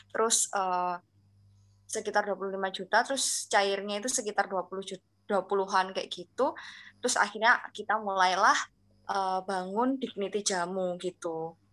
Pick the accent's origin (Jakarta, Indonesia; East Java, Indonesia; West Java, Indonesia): East Java, Indonesia; Kediri; dari manajemen perhotelan angkatan 2019 Fakultas Vokasi. Nah asal aku ini dari kota Kediri.